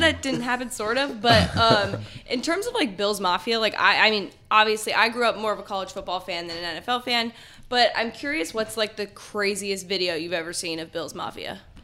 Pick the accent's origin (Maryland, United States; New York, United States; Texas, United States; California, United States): California, United States; I'm from California